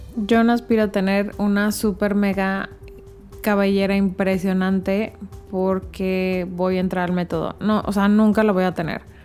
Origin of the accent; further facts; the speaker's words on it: Mexico; como decimos en México